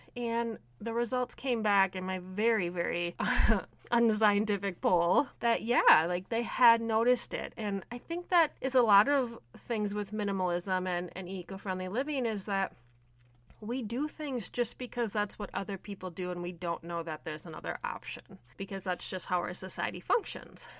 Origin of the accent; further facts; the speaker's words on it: Minnesota, United States; I am from Minnesota